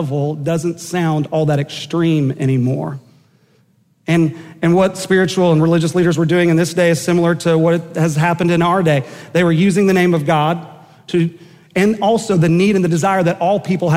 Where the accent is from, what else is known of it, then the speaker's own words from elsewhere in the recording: Enid, Oklahoma, United States; growing up in Enid, Oklahoma